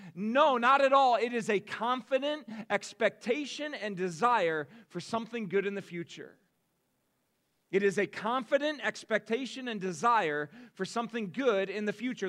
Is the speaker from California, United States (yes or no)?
no; Akron, Ohio, United States; moved away as an adult; also born or lived in Cedarville, Ohio; I was born and raised in Akron, Ohio